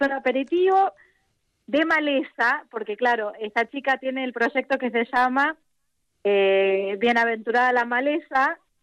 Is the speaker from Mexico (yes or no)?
no; Argentina; moved away; soy argentina